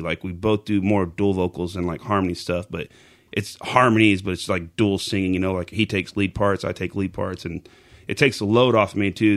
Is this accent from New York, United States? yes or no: no; Pocasset, Oklahoma, United States; also born or lived in Amber, Oklahoma; now in Chickasha, United States; I'm actually from Oklahoma. I've been here my entire life. Lived in a small town called Pocasset growing up